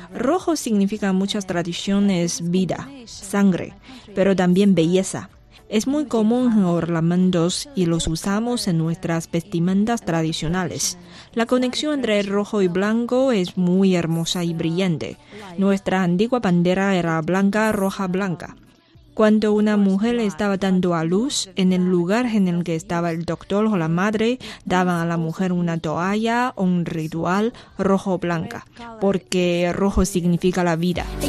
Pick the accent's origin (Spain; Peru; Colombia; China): China; los chinos tenemos la piel amarilla